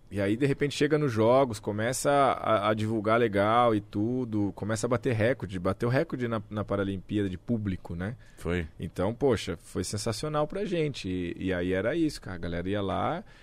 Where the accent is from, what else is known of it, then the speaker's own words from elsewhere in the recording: Brazil; É claro que a gente, como brasileiro, já vou falar para você que foi diferente de tudo.